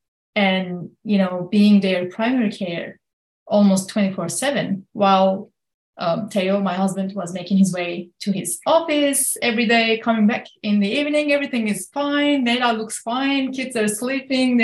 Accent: Kurdish regions of Turkey, on the border of Syria, Southeastern Anatolia, Turkey; now in United States; I'm born and raised in the Kurdish regions of Turkey, right on the border of Syria

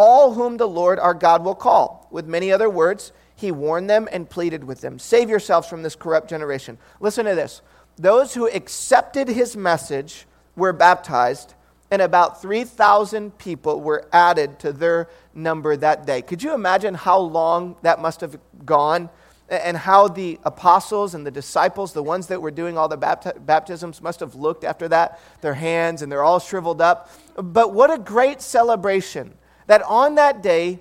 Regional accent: Detroit, Michigan, United States; now in Bay Area, United States; I grew up in Detroit, Michigan

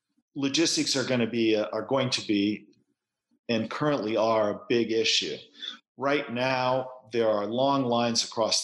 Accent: United States; accent: American; People would hear my American accent and give me free rides.

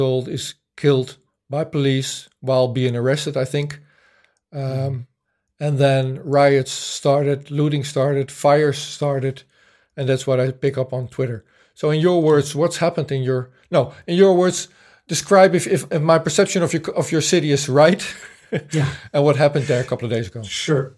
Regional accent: Netherlands; I grew up in the Netherlands. I was born in 1970

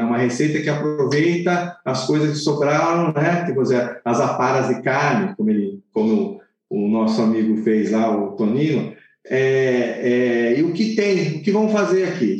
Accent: Southern Italy, Italy; now in Brazil; eu sou do sul da Itália, eu conheço muito bem o sul da Itália

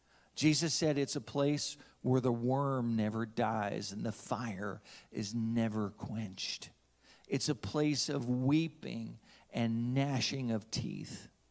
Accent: New Jersey, United States; now in Orlando, United States; You know, as a Catholic kid growing up in New Jersey, I used to talk like this and then I got saved. I used to walk and talk and play football. Then I moved to Orlando and I lost all my accent.

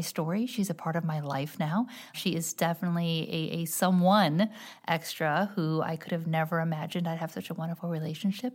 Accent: just outside Detroit, Michigan, United States; now in St. Louis, United States; I actually born and raised just outside Detroit, Michigan.

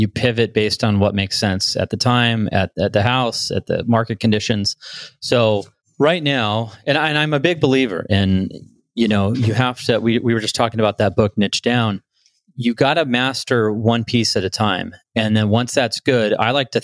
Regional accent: Bellflower, California, United States; also born or lived in Los Angeles; I was born in Bellflower, California

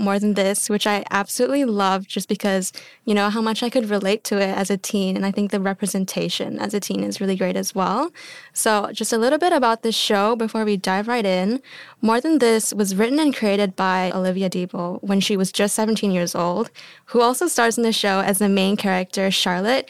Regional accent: Penang, Malaysia; moved away as an adult; now in Melbourne, Australia; I'm from Penang, Malaysia

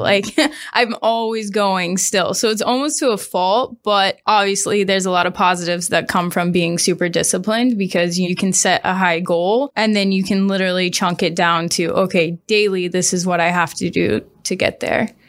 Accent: Springfield, Missouri, United States; moved away as an adult; also born or lived in Arkansas / Washington, D.C.; I grew up in Springfield, Missouri. I left when I was eighteen for college.

